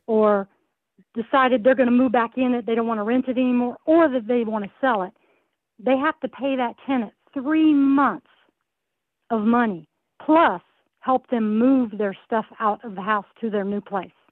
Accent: the South, United States; moved away as an adult; now in California, United States; I'm not originally from here. I'm from the South, and uh, I came out here only for the military

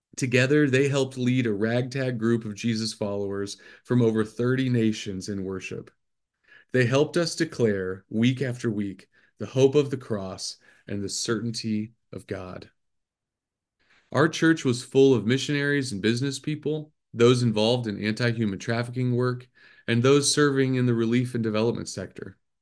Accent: Midwest, United States; moved away as an adult; also born or lived in Cambodia; growing up in the Midwest in a standard evangelical church

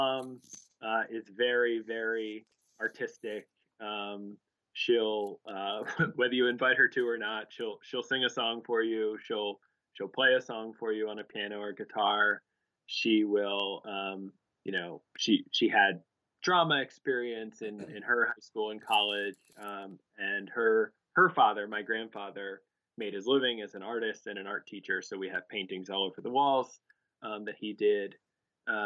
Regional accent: Cheltenham, Pennsylvania, United States; also born or lived in North Jersey, New Jersey; We moved from New York to a town called Cheltenham outside of Philadelphia, which is really where I grew up, as I think of it, from the time I was in sixth grade on.

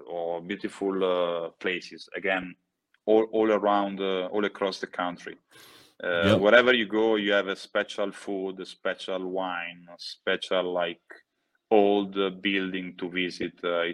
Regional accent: Italy; And at home, it doesn't mean like in my childhood house or in my hometown, but home it means Italy.

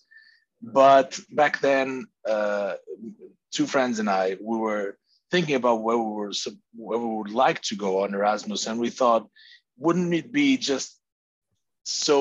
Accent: Porto, Norte, Portugal; moved away as an adult; I'm born and raised in the city of Porto, Portugal

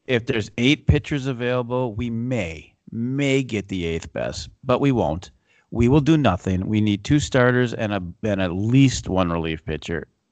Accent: Minnesota, United States; We're from Minnesota

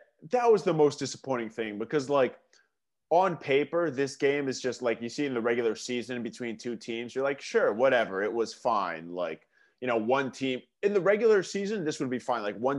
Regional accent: New York area, United States; we're both from the New York area

